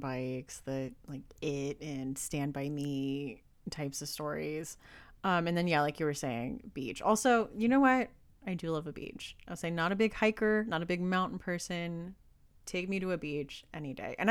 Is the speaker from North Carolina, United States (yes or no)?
no; Southern California, United States; moved away; also born or lived in Indiana; I grew up in Southern California in like the valley, like the desert